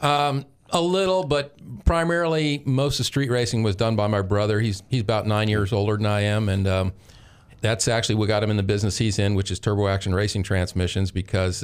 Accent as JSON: {"language": "English", "town": "St. Petersburg", "region": "Florida", "country": "United States", "said": "we're from St. Pete"}